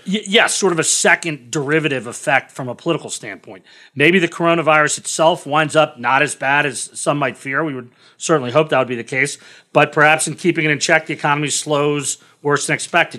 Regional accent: Washington, District of Columbia, United States; I grew up in Washington, D C, very politically active family

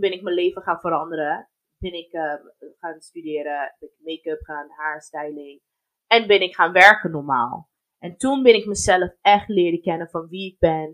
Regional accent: United States; also born or lived in Germany; now in Netherlands; opgegroeid, ja. Ik ben eigenlijk geboren in Amer-, Amerikaanse basis in Duitsland

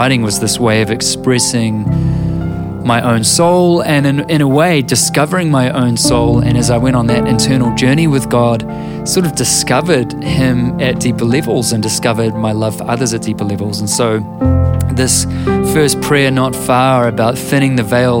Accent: New Zealand

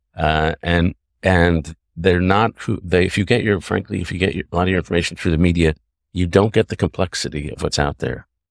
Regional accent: New York City, New York, United States; also born or lived in Canada; Grew up in New York City

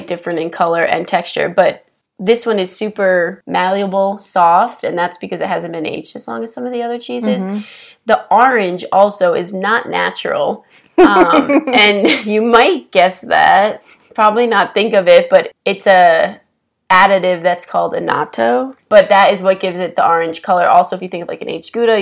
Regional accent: East Coast, United States; moved away as an adult; also born or lived in New York City; now in Denver, United States; growing up on the East Coast

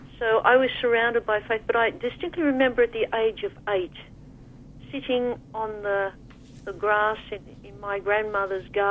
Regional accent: Australia; I'm from Australia

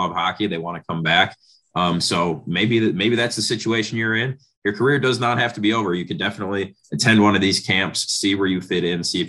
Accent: Antigo, Wisconsin, United States; I'm from Anago, and there's a bunch of small towns, northern Wisconsin

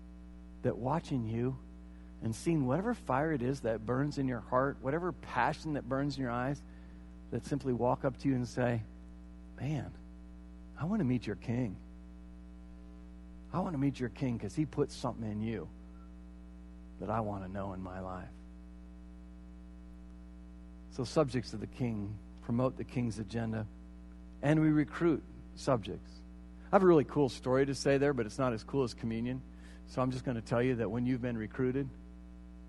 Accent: United States; I am an American

